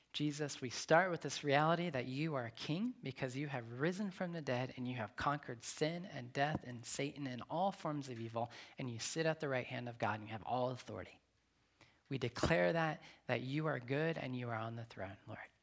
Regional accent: Nevada, United States; moved away; also born or lived in Long Beach / Atlanta; I'm from Nevada. There's no water in Nevada.

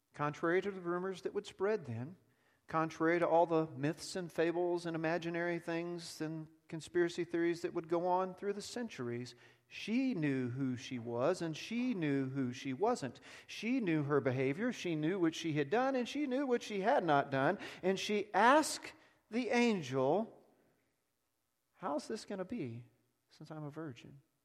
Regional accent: Texas, United States; also born or lived in South Africa; I'm a Texan

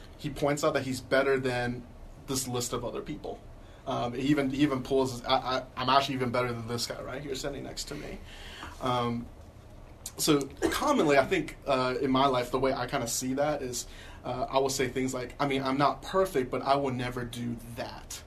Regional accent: the South, United States; I grew up in the South all my life

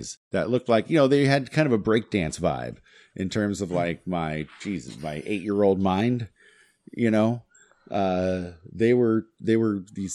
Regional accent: Hemet, California, United States; Hemet, fucking California

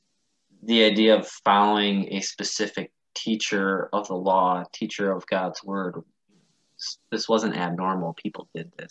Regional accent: Wisconsin, United States; I grew up in a small town in Wisconsin

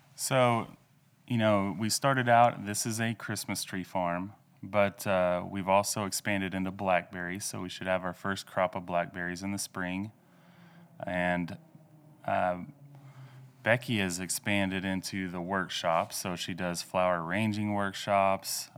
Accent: Ralston, Oklahoma, United States; moved away as an adult; also born or lived in Louisiana; now in Enid, United States; I'm originally from Oklahoma. I grew up, uh, west of Ralston in Osage County

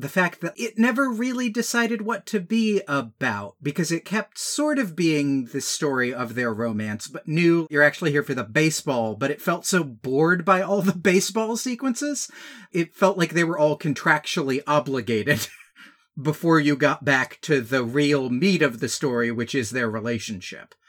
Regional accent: Georgia, United States; growing up in Georgia

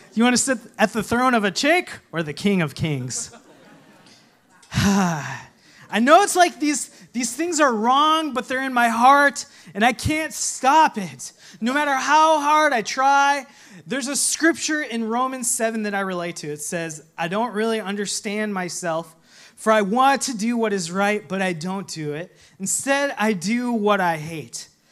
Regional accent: Minnesota, United States; when I was growing up in Minnesota

